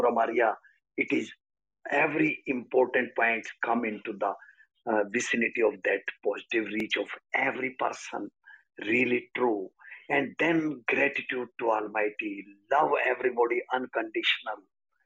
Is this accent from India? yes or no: yes; India; I'm life coach from India